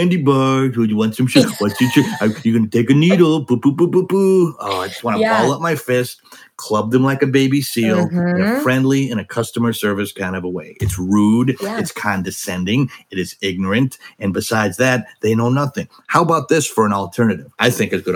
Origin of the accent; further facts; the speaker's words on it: Wisconsin, United States; I'm from Wisconsin, the Midwest, and where gravy is a beverage, you know, a lot of heavy people where I live